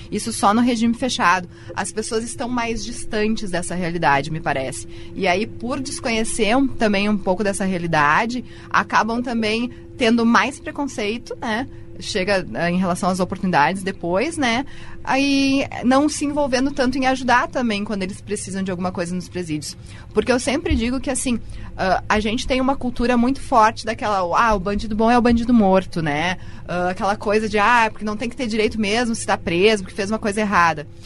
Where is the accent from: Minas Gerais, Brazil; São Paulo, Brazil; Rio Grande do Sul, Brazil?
Rio Grande do Sul, Brazil; Caxias do Sul; also born or lived in Uruguaiana / Novo Hamburgo; eu sou caxiense, né? Uh, nasci aqui, me criei aqui